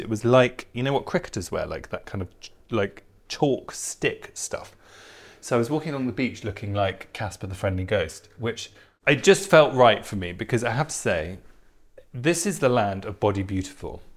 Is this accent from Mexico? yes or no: no; England, United Kingdom; I'm English